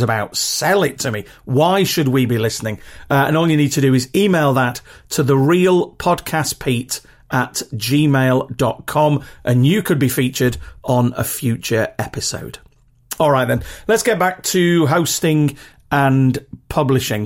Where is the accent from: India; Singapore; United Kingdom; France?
United Kingdom; accent: very regional (British, not Queen's English)